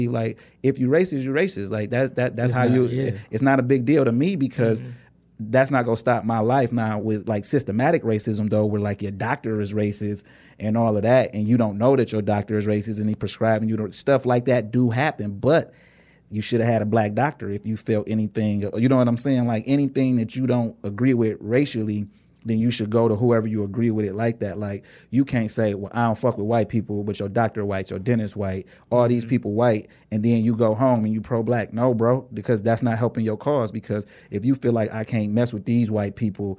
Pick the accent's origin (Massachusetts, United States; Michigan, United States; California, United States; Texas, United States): Michigan, United States; Inkster; because like we grew up in Inkster, but we went to Taylor schools.